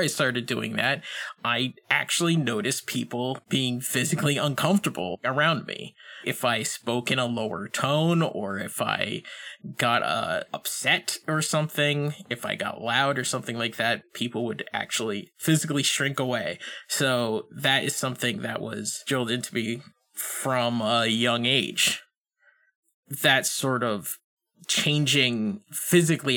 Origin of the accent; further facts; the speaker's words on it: Western Massachusetts, United States; I grew up in Western Massachusetts